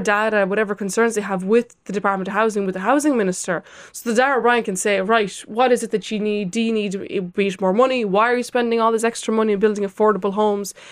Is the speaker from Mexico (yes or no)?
no; Lithuania; now in Ireland; I am from Lithuania, and I spent Christmas there, and my parents live in an apartment